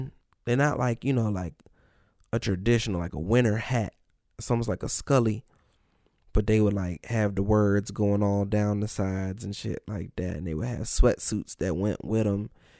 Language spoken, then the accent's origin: English; New Carrollton, Maryland, United States; moved away as an adult; also born or lived in Washington, D.C. / New York / New Jersey / Greenbelt, Maryland; now in Los Angeles, United States; So when your parents is from the city, but you grew up in Maryland the whole time.